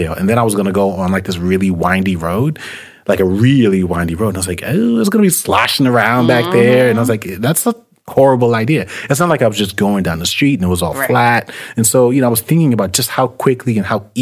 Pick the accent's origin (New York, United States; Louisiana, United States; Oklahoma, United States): New York, United States; New York City; when I was growing up in New York City